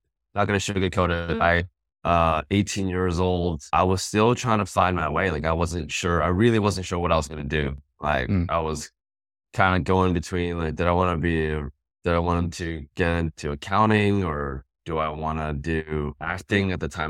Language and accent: English; Vancouver, British Columbia, Canada; Born and raised in Vancouver, British Columbia.